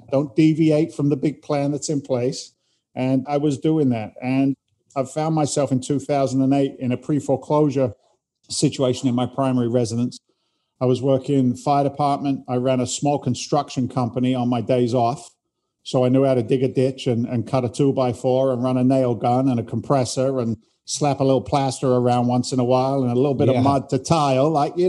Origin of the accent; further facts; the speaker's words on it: England, United Kingdom; accent: Boston and London, a little bit of New York; now in United States; because I'm an immigrant to the United States. I came from England originally back in 86.